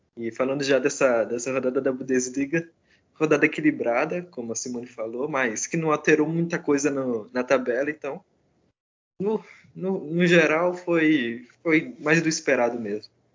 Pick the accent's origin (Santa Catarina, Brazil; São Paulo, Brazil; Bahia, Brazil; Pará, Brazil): São Paulo, Brazil; atualmente estou em São Paulo, sou paulista, então estou aqui